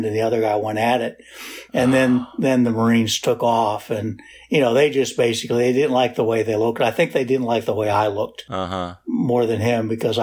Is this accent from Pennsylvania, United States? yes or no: yes; Pittsburgh, Pennsylvania, United States; also born or lived in Washington, D.C.; I grew up in Pittsburgh, although was born in D.C. and I lived in Pittsburgh.